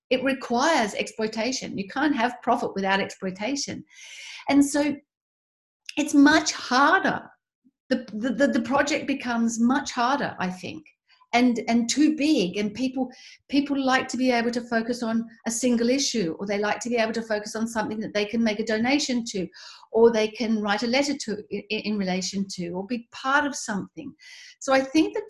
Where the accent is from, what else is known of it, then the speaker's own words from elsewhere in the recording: Tasmania, Australia; as an Australian, somebody who grew up in Tasmania